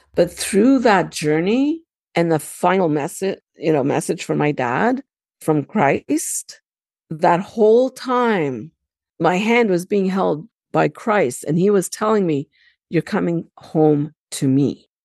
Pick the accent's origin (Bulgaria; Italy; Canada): Canada; also born or lived in Lebanon (ancestry); I was born and raised in Canada, so, you know, I'm very Canadianized, Americanized.